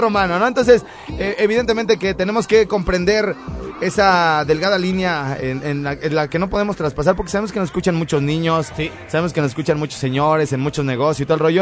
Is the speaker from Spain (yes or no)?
no; Morelia, Michoacán, Mexico; moved away; yo soy de Morelia